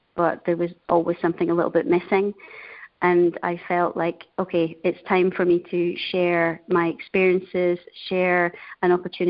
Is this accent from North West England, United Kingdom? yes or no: no; Denny, Scotland, United Kingdom; moved away as an adult; also born or lived in Asia; now in Treviso, Italy; I'm originally from Scotland, a tiny little town called Denny. And I'm calling today from a beautiful town in North Italy called Treviso.